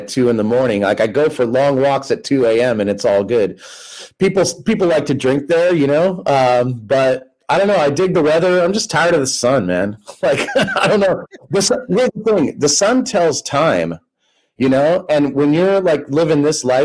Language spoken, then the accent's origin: English; United States; also born or lived in Southern California / Ireland; I'm American through and through